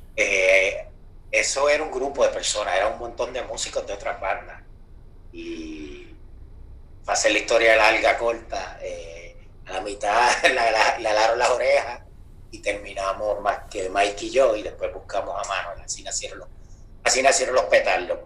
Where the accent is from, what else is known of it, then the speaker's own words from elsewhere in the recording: Moca, Puerto Rico; yo soy de Moca